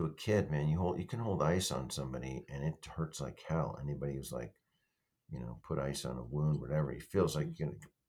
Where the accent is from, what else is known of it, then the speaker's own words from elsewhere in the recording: Denver, Colorado, United States; moved away; I was raised in Denver for part of it